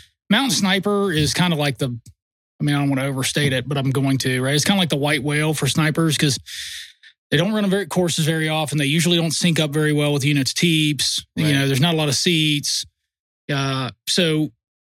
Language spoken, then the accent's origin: English; Virginia, United States; moved away; also born or lived in North Carolina; I was born in North Carolina, I grew up in Virginia.